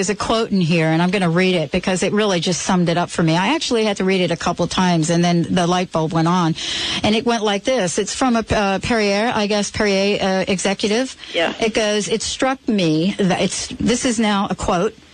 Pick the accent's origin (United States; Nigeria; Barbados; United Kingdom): United States; East Coast; now in Seattle, United States; I moved from the East Coast to Seattle, and one of the things I noticed in moving, Anita, was that I come basically from a place where you rarely saw people carrying around a bottle of water.